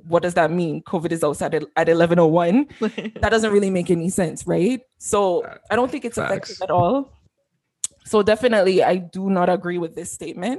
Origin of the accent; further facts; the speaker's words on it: Canada; I buy my triple every single morning. I'm very Canadian.